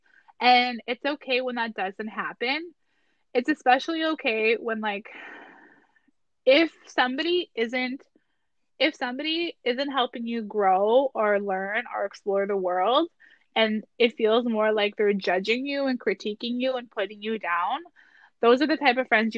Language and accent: English; Garden River, Ontario, Canada; also born or lived in Sault Ste. Marie, Ontario; I moved from Sault Ste. Marie to Ottawa, or like from to Garden River.